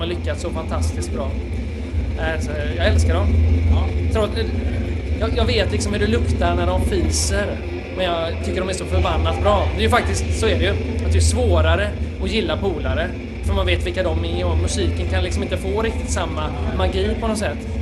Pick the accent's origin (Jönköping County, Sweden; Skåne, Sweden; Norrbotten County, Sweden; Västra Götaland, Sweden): Västra Götaland, Sweden; Gothenburg; Vi hängde ju alltså ute i Bildal då, där vi kommer ifrån